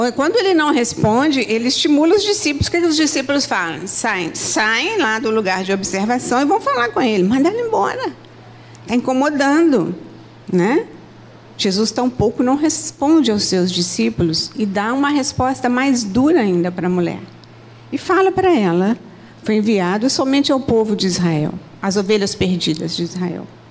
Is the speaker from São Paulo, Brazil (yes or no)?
no; Minas Gerais, Brazil; moved away as an adult; now in Rio de Janeiro, Brazil; eu sou de Minas